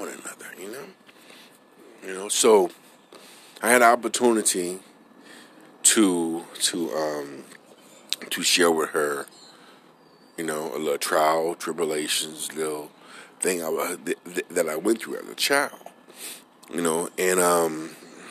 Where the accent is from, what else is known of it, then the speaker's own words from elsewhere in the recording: New Orleans, Louisiana, United States; moved away; I'm originally from New Orleans